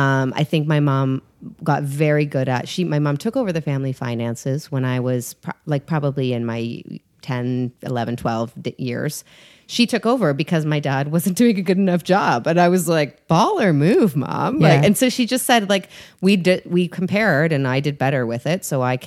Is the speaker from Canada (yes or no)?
yes; Canada; I am Canadian.